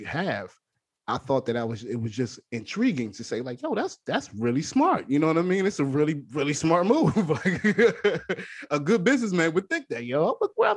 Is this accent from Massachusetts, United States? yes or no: no; Washington, District of Columbia, United States; I'm from DC